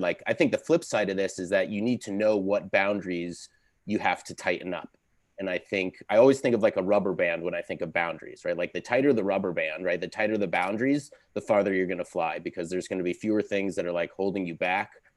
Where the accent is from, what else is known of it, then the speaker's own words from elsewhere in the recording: Connecticut, United States; moved away; I grew up in Connecticut. I'm from New England